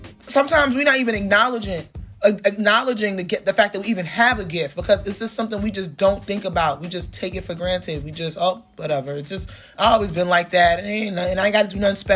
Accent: New York City, New York, United States; also born or lived in Crown Heights, Brooklyn; I'm from Flatbush

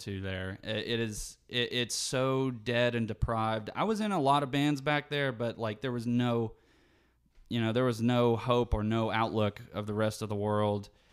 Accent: West Virginia, United States; moved away as an adult; now in Savannah, United States; I've lived here for the first twenty-two years of my life. I don't wanna leave my hometown.

